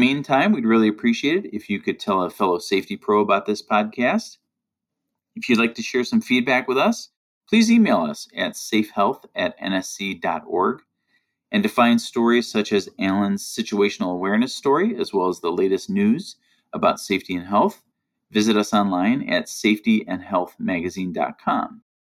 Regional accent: suburban Chicago, Illinois, United States; from my hometown in suburban Chicago

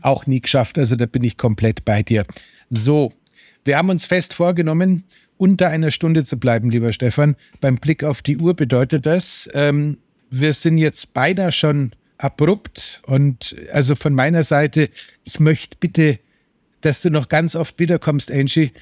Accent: Germany; als Deutscher

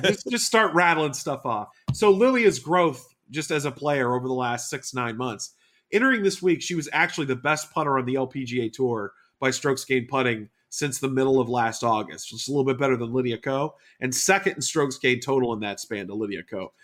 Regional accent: Houston, Texas, United States; my hometown of Houston

